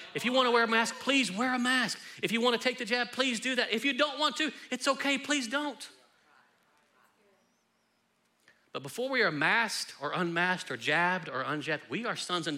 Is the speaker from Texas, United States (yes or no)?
yes; Texas, United States; I love being Texan